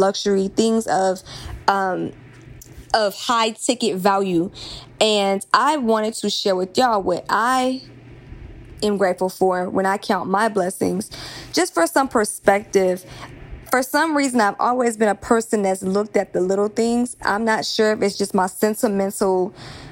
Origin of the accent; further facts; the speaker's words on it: Atlanta, Georgia, United States; now in Los Angeles, United States; I'm from Atlanta, but I live